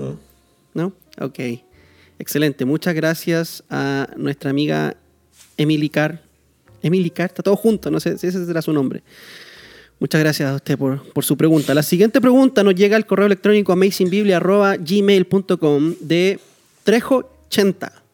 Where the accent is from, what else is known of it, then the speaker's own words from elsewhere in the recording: Chile; now in Costa Rica; yo como chileno, Chile me pertenece, es mi país. Este país donde yo vivo, Costa Rica, no es mi país